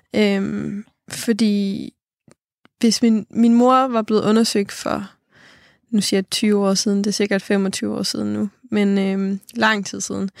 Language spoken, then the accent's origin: Danish; Funen, Southern Denmark, Denmark; moved away as an adult; now in Copenhagen, Denmark; hjemme på Fyn. Jeg bor i København nu